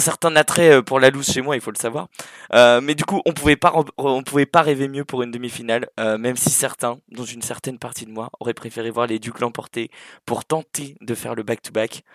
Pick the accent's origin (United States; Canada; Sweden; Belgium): Sweden; moved away; also born or lived in Angers, France; je suis né à Angers, du coup euh, terre des derniers vainqueurs de la Coupe de France. Et puis j'ai grandi euh, entre Södertälje et Malmö.